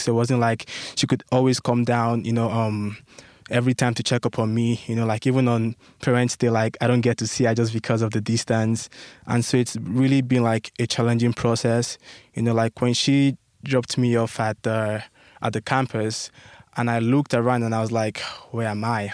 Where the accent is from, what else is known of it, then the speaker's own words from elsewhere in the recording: Nigeria; moved away as an adult; now in United States; my home country, back in Nigeria